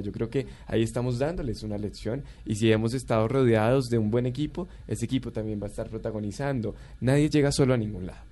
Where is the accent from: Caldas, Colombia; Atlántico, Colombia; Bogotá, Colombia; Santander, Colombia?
Bogotá, Colombia; Yo soy de aquí de Bogotá, pero mis abuelos tienen incluso eh, ascendencia, descendencia indígena, del Huila y de Boyacá